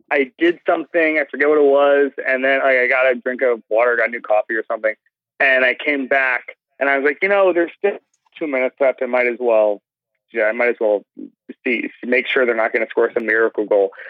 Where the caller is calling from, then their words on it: Orlando, Florida, United States; I'm calling from Orlando.